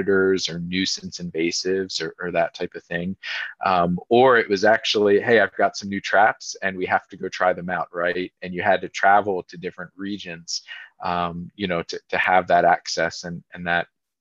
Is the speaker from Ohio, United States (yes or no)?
no; Lititz, Pennsylvania, United States; I was fortunate growing up in Lititz